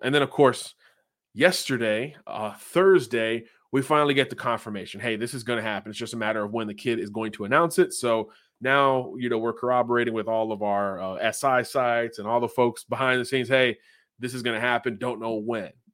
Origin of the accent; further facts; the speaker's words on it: Florida, United States; I'm from the Sunshine State